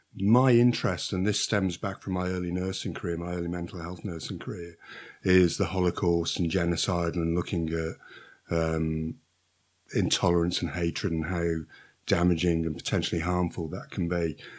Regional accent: Shrewsbury, West Midlands, United Kingdom; I'm a Silopian, not by birth, uh, but my parents moved here when I was a young child, so, uh, I'm an ad-, an adopted Silopian

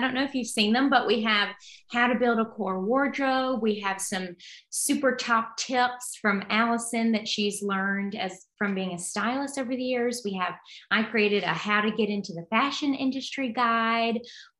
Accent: Alabama, United States; So I'm coming from Alabama, but I transferred to William & Mary. I went to Alabama, the University of Alabama first.

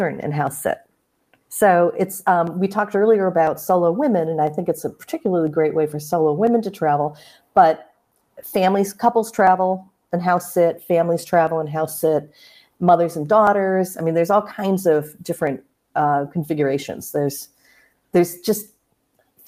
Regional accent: United States; I'm American

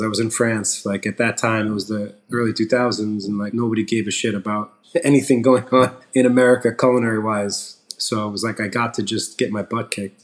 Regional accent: Long Island, New York, United States; we grew up in Long Island so I wasn't like a city kid

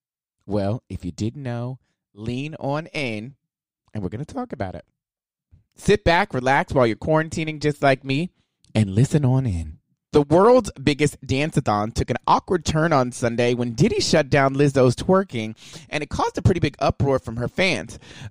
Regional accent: Houston, Texas, United States; I'm from Houston, by the way.

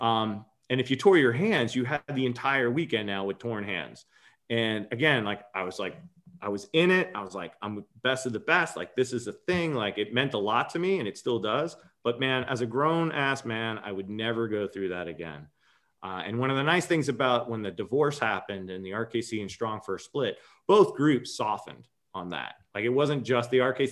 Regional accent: Long Island, New York, United States; I'm a native New Yorker. I grew up in Long Island

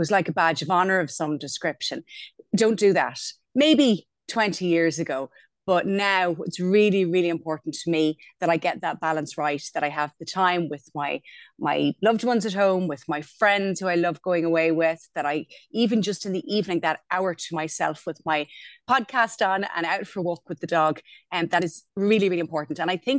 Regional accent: Wexford, Leinster, Ireland; moved away as an adult; also born or lived in Berlin; I'm from Wexford, where I still live, or actually live again, more to the point, with my husband. At some point in our lives, we both moved away. I lived in Berlin for about 6 years.

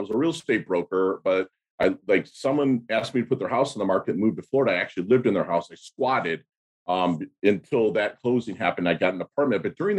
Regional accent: Philippines; born there; But I was born in 1972 in the Philippines. My mother is Filipino. My father was an American GI that just kind of knocked her up and left.

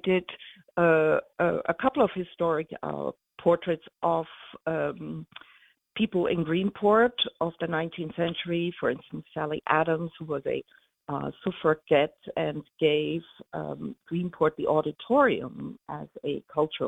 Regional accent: Munich, Bavaria, Germany; moved away as an adult; also born or lived in New York; now in Sag Harbor, United States; I was born and raised in Munich and a lot in the countryside in Bavaria

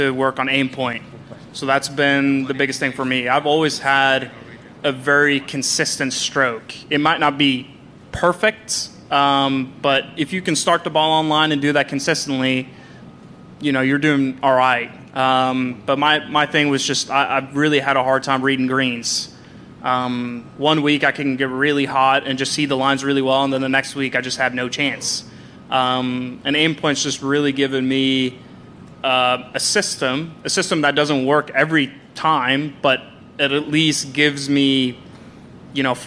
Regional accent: Norway; moved away; growing up in Norway

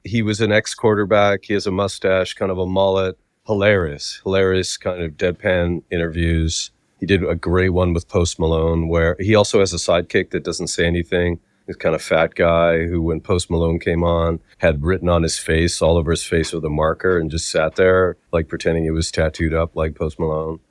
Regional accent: Canada; accent: Canadian; I do have a s, Canadian accent at times.

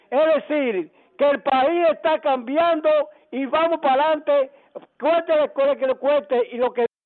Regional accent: Dominican Republic; como dominicano estoy hablando

